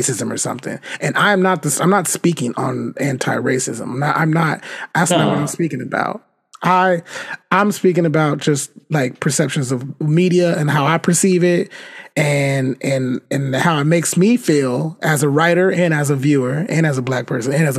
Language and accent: English; United States; I'm from America too. I'm part of this country